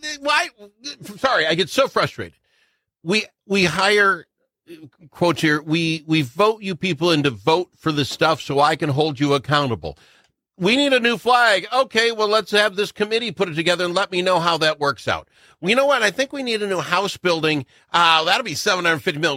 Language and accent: English; Blue Earth, Minnesota, United States; Blue Earth, my hometown